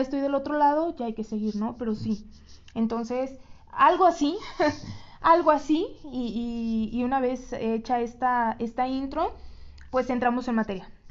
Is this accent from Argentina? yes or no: no; Mexico; como todo mexicano